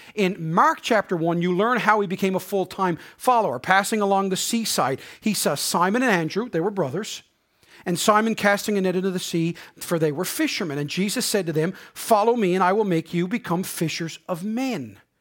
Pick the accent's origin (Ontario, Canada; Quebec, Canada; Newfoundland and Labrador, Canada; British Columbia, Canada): Newfoundland and Labrador, Canada; Harbour Grace; accent: Newfoundland Bayman; moved away as an adult; also born or lived in St. John's / Prince Edward Island; I grew up in Harbor Grace